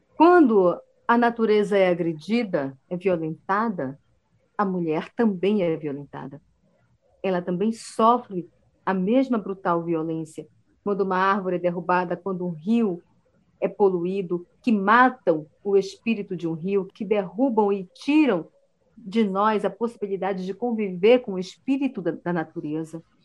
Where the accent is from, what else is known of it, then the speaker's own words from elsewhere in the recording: Belém do Solimões, Amazonas, Brazil; eu nasci numa aldeia indígena no Alto Solimões, chamada Belém de Solimões